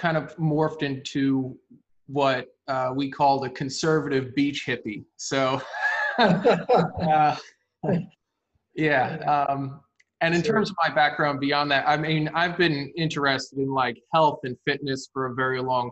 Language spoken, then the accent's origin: English; New Jersey, United States; I've always been here. I live 25 minutes from where I grew up now